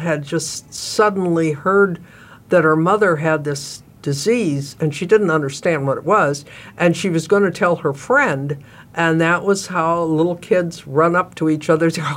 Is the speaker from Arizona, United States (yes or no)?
no; northern Wisconsin, United States; I grew up in Wisconsin, so that was kind of a natural, not in Milwaukee, but northern